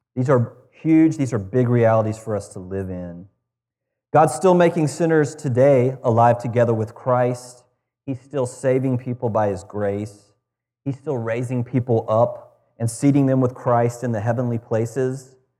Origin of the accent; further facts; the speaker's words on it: United States; as an American